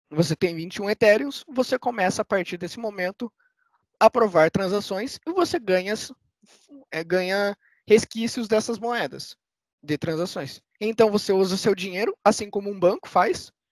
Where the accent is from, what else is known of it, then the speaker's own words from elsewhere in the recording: Curitiba, Paraná, Brazil; Eu que sou de Curitiba